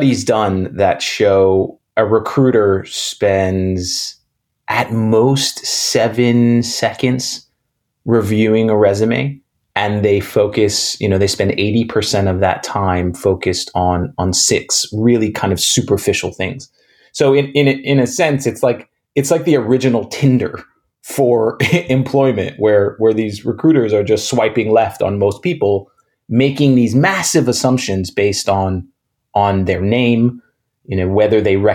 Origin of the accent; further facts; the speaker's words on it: New York City, New York, United States; I grew up in New York City, in Manhattan, in the 80s and 90s.